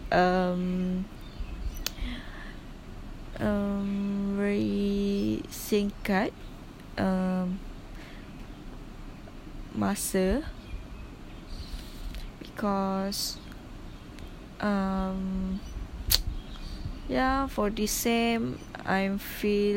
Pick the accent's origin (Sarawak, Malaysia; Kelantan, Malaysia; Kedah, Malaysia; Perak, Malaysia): Kelantan, Malaysia; English is a second language; moved away as an adult; I'm at my hometown.